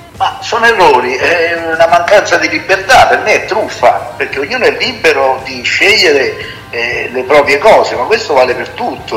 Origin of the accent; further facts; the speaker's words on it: Italy; parlo del mio paese, del paese Italia